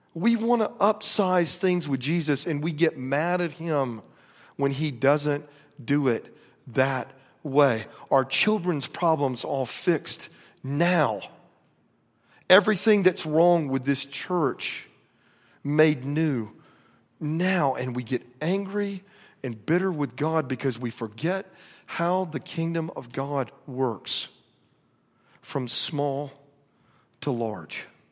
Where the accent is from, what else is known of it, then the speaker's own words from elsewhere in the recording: Florida, United States; moved away; I grew up in Florida